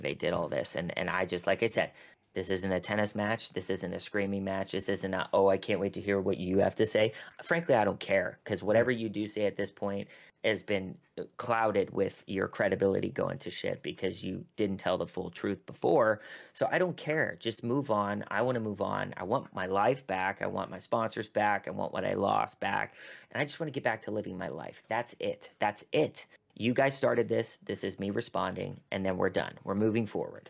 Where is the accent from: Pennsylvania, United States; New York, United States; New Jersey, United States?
Pennsylvania, United States; Pittsburgh; moved away; I had a, a piece come out in the Pittsburgh Post Gazette, which is my hometown